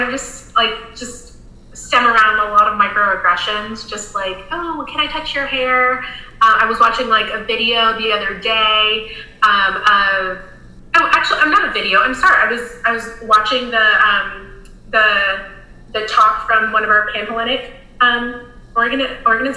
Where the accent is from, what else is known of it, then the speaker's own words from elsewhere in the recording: Florida, United States; now in South Carolina, United States; When I grew up in Florida. When I moved to South Carolina